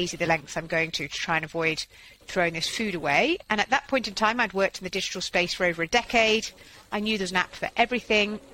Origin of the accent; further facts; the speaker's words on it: Yorkshire and the Humber, United Kingdom; moved away; also born or lived in Switzerland; I'm a farmer's daughter, so sort of food waste is akin to a crime in our family. And I was from Yorkshire, yeah. Yeah, so my parents are farmers up in North Yorkshire, and they sort of worked myself and my two younger brothers extremely hard on the family farm